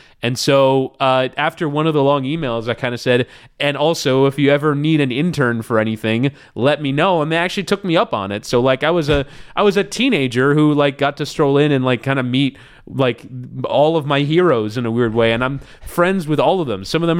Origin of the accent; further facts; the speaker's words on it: Florida, United States; Yeah, I was into the Miami Dolphins. That was kind of like my first sports love. I was like 7 years old